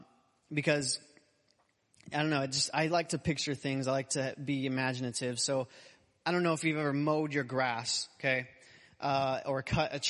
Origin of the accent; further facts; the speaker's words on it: Arizona, United States; moved away; I'm from Arizona. I grew up, born and raised there.